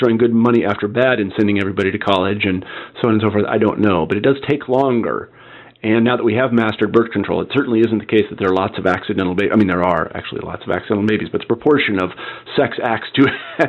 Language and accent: English; Midwest, United States; I know that I was brought up in the Midwest and I was a jock and all these other things.